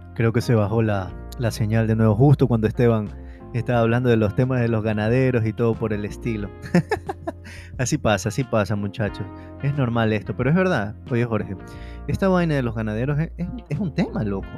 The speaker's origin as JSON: {"language": "Spanish", "town": "Guayaquil", "region": "Guayas", "country": "Ecuador", "tie": "born or raised there", "also_born_or_lived": "Ambato", "said": "yo casi toda mi infancia viví en Ambato. Eh, yo vivía en Guayaquil, pero siempre viajaba a Ambato"}